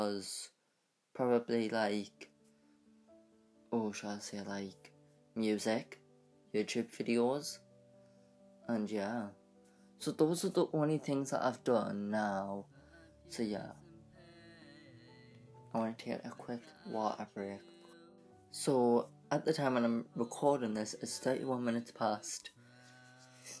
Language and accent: English; United Kingdom; I'm from United Kingdom, and I live with my mum.